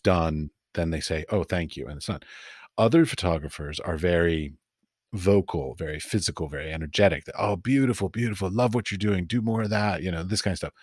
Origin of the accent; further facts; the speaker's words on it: United States; moved away as an adult; also born or lived in Middle East; as an American